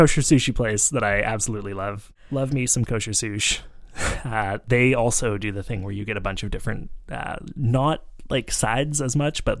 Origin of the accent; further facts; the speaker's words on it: Vancouver, British Columbia, Canada; now in Montreal, Canada; I grew up in Vancouver